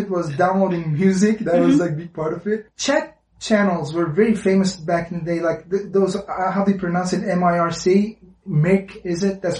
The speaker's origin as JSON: {"language": "English", "region": "Istanbul", "country": "Turkey", "tie": "born or raised there", "second_language": "English", "moved": "as an adult", "lives_now": "China", "said": "I was born in Istanbul. Yeah. Yeah. But not originally Istanbul family necessarily."}